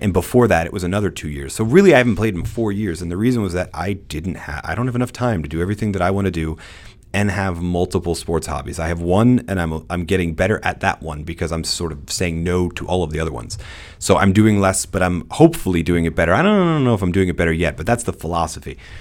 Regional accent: United States; I'm an American

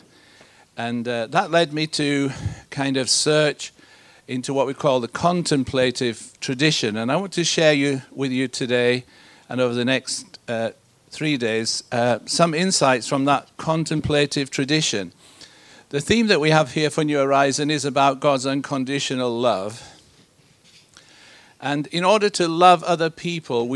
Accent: Yorkshire and the Humber, United Kingdom; also born or lived in Malaysia; I come from Yorkshire. That's where I'm based. That's where I was born and grew up.

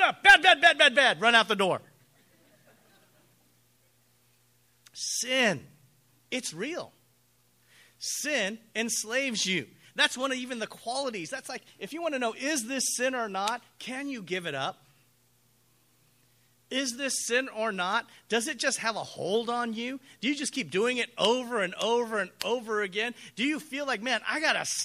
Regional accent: United States; I'm an American.

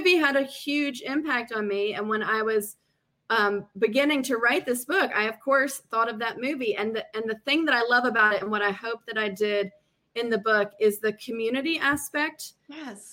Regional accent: South Carolina, United States; I grew up in South Carolina

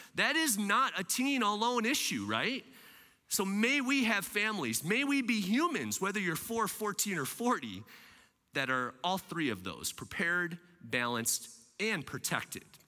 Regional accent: Michigan, United States; also born or lived in Lansing area, Michigan / Kalamazoo, Michigan / Grand Rapids, Michigan; I'm a Michigander. I love taking care of my friends here in Michigan. Now, I'm a west side of Michigander

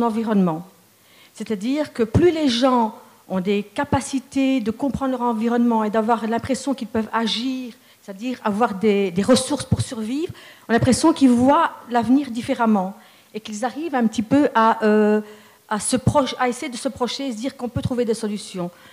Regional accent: Charleroi, Wallonia, Belgium; je suis carolo de naissance, je suis née dans une famille d'origine marocaine

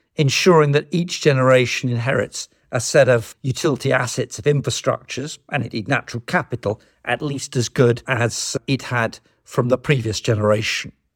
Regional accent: United Kingdom; us as British citizens

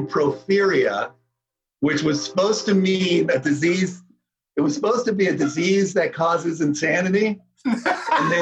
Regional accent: Raynham, Massachusetts, United States; I grew up in a town called Raynham. Which is about 30 miles south of Boston

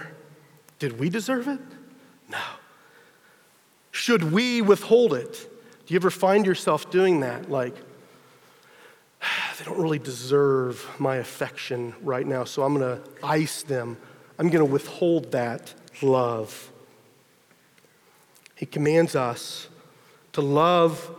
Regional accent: Texas, United States; I'm from Texas, you know, true to the stereotype, I had a pickup truck

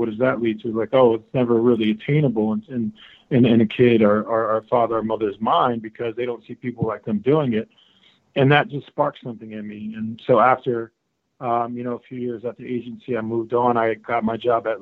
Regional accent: Trenton, New Jersey, United States; growing up in Trenton, New Jersey, you know, I was a beneficiary of, you know, my family living in subsidized housing

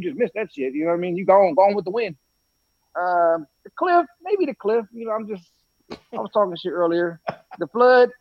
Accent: California, United States; I'm from Cali.

